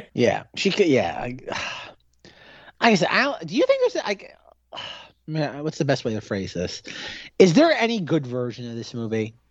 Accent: Australia; as an Aussie

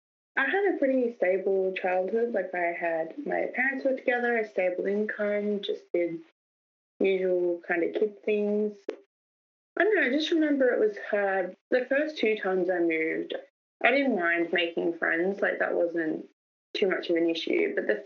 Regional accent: New South Wales, Australia; born there; now in Melbourne, Australia; I was born in New South Wales.

